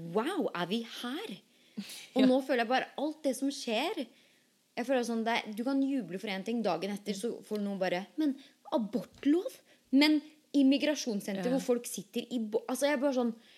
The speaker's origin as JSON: {"language": "Norwegian", "country": "Norway", "tie": "born or raised there", "moved": "yes", "lives_now": "United States", "said": "vi som er født og oppvokst i Norge"}